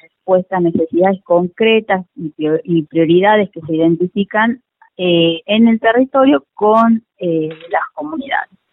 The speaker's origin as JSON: {"language": "Spanish", "town": "Hipólito Yrigoyen", "region": "Salta", "country": "Argentina", "tie": "born or raised there", "lives_now": "Salta, Argentina", "said": "nací en Hipólito Yrigoyen, que es un, pueblito que está al norte de la provincia, eh, pertenece al departamento de Orán, más o menos a unos 280 kilómetros de, la capital salteña. Eh, ahí nací, bueno, fui a la escuela, al colegio"}